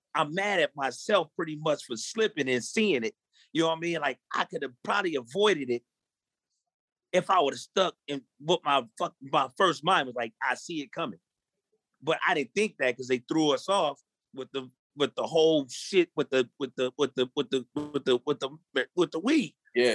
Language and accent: English; Long Beach, California, United States; I'm from Long Beach. Yes, I, you know, from a hood, gang banging, all